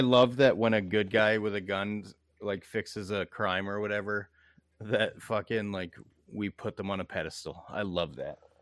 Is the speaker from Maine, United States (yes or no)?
yes; Bangor, Maine, United States; I come from Bangor, Maine.